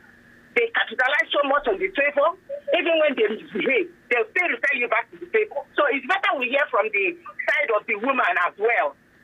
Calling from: Egbeda, Lagos, Nigeria; I'm calling from Egbeda.

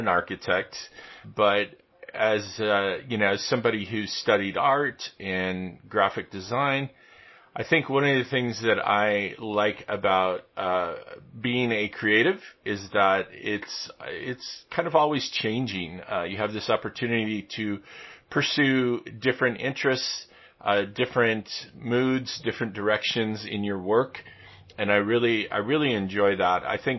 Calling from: Vermilion, Ohio, United States; I'm in northern Ohio. I'm just near Lake Erie here in Vermilion, Ohio, which is about an hour west of Cleveland, Ohio, here in the U.S.

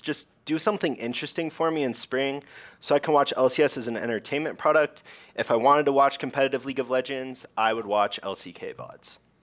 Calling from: Denver, Colorado, United States; I'm calling from Denver, Colorado.

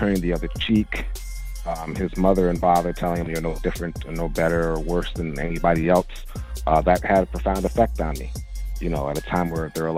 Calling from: New York, United States; calling from Brooklyn, New York.

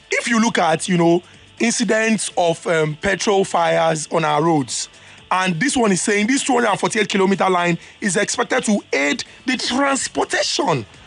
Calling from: Yaba, Lagos, Nigeria; from Yaba.

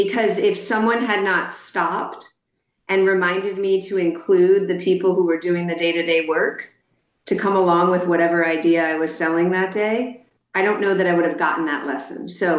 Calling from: Dallas, Texas, United States; I'm calling in from Dallas, Texas, my home city and state.

